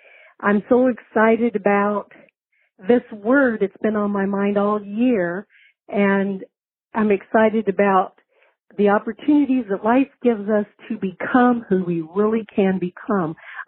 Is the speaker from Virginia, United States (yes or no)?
yes; Virginia, United States; moved away as an adult; now in Nauvoo, United States; I'm originally from Virginia, but recently moved to Nauvoo, Illinois.